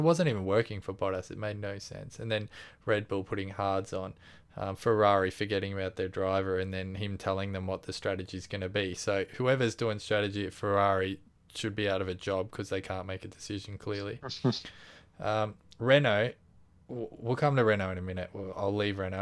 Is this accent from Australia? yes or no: yes; Australia; we're Australian